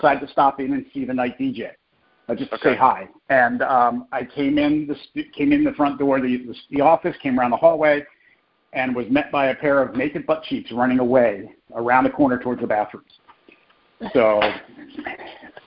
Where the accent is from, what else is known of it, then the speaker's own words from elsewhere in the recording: New Jersey, United States; I grew up in New Jersey, so I was right across the river from Philly